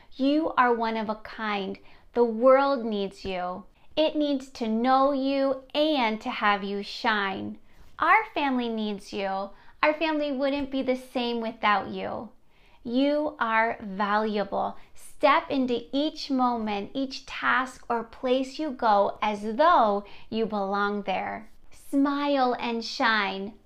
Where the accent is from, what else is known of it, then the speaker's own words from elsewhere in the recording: near Gettysburg, Pennsylvania, United States; I grew up near Gettysburg, Pennsylvania